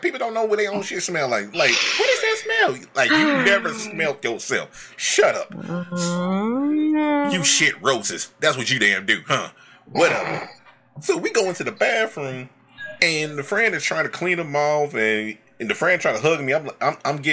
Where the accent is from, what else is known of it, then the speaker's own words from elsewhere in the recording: Alabama, United States; I'm from Bama